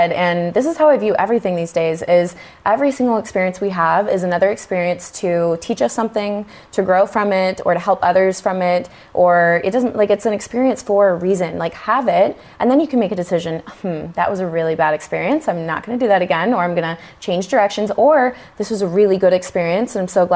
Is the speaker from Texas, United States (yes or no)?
yes; Texas, United States; moved away as an adult; now in California, United States; I'm from Texas originally, and I remember when I was making the decision to move to California, and I was really young at the time